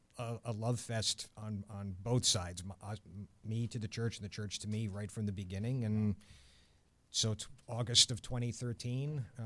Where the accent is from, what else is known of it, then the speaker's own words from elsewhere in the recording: Fairfield, Connecticut, United States; also born or lived in Concord, New Hampshire / Colorado; I am what I call a New England mutt. My entire extended family's from Boston. I was born in Concord, New Hampshire, and then lived in Fairfield, Connecticut.